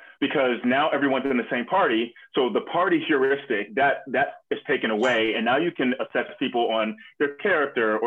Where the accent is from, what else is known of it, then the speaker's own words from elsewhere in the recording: North Carolina, United States; I grew up in North Carolina